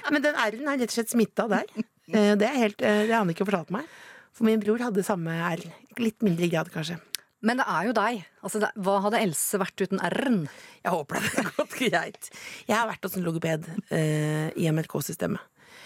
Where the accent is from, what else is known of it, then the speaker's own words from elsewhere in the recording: Eastern Norway, Norway; accent: østlandsk; Alt er østlandsk. Jeg snakker jo østlandsk.